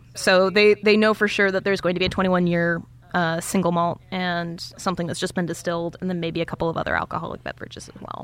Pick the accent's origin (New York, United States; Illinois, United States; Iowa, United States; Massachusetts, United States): Iowa, United States; being from Iowa